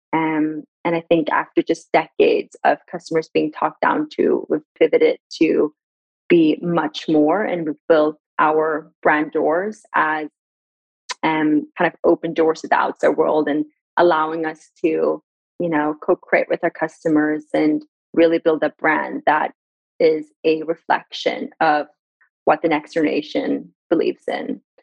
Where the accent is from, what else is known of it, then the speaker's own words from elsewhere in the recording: Sweden; also born or lived in Iran / Gothenburg; born in Iran in 1994, and then I was raised in Sweden